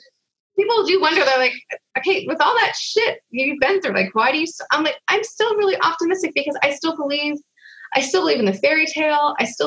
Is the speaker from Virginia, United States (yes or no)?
no; Hollywood, California, United States; you will have just heard my story about growing up in Hollywood